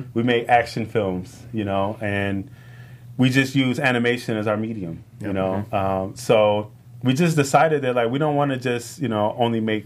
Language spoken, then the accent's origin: English; Chicago, Illinois, United States; now in Los Angeles, United States; growing up in Chicago, we didn't have money